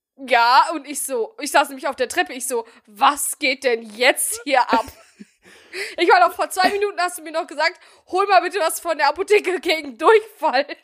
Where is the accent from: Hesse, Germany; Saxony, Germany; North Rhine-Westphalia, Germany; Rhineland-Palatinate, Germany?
North Rhine-Westphalia, Germany; Bielefeld; ich komme aus Bielefeld